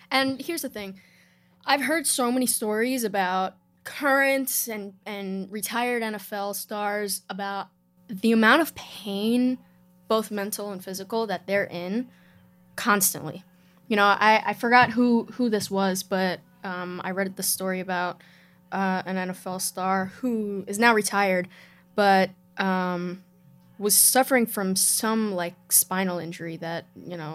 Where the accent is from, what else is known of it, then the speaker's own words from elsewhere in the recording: New York, United States; Yeah, I'm from New York.